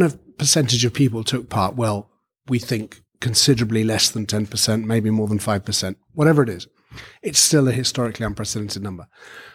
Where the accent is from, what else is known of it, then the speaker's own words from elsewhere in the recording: United Kingdom; I come from the United Kingdom.